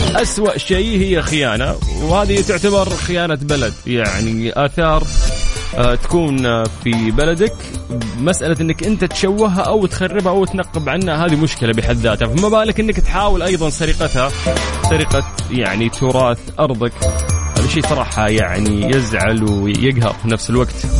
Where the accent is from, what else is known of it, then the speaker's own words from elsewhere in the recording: Saudi Arabia; عندنا في المملكة العربية السعودية